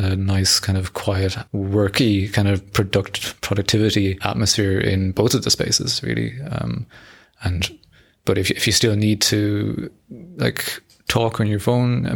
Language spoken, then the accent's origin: English; Ireland; moved away as an adult; I am from Ireland, but I've been here for 15 years, or 15 or 16 years